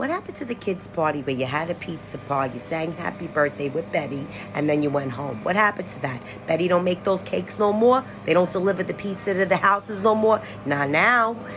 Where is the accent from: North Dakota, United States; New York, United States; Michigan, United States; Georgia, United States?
New York, United States; New York City; accent: New York; I'm from Brooklyn.